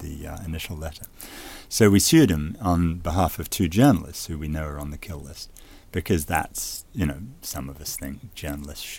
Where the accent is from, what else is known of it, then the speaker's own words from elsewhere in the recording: United States; as an American